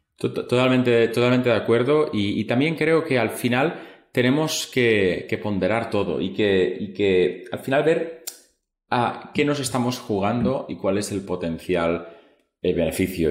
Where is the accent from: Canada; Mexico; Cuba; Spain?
Spain; toda la vida siempre en España hablamos nosotros